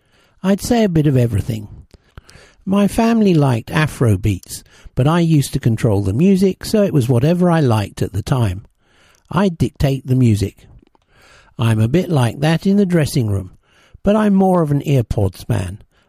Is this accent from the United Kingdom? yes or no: yes; Deptford, London, United Kingdom; also born or lived in Lewisham; I was born in Lewisham and grew up in Deptford, South East London. In my younger days, I grew up in a flat, and then we moved to a house that was a bit bigger, but in the same area.